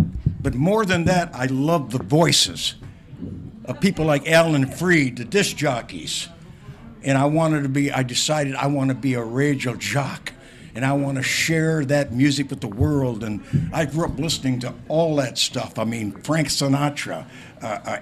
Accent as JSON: {"language": "English", "town": "Windsor", "region": "Ontario", "country": "Canada", "tie": "born or raised there", "moved": "yes", "lives_now": "Toronto, Canada", "said": "my hometown"}